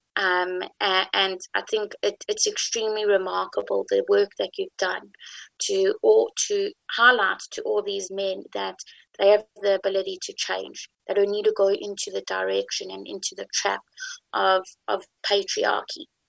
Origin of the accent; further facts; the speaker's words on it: South Africa; also born or lived in Jerusalem, Israel; I'm white, and I'm South African